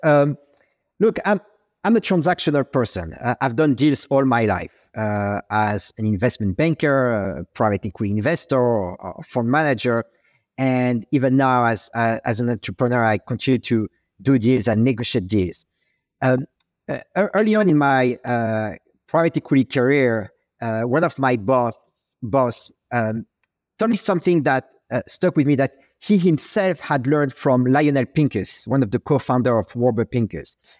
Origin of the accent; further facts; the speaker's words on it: Paris, Île-de-France, France; accent: French; English is a second language; moved away as an adult; now in New York, United States; I'm French. Uh, I was born and raised in, in Paris